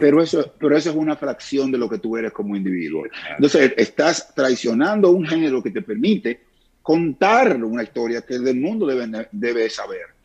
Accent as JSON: {"language": "Spanish", "country": "Dominican Republic"}